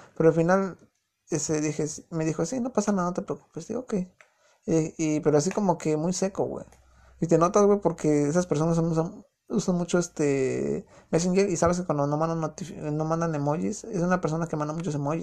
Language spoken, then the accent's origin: Spanish; Mexico City, Mexico; accent: chilango; moved away as an adult; now in United States; yo soy de distrito, o sea, soy chilango. Yo sé que no a muchos les gusta el acento chilango.